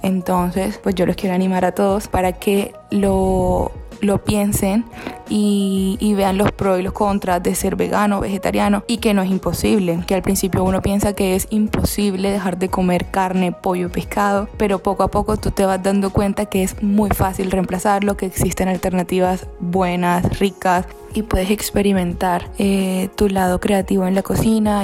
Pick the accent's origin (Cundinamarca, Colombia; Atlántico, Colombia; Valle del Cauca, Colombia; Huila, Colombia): Atlántico, Colombia; Barranquilla; moved away as an adult; now in Spain; soy de Barranquilla, Colombia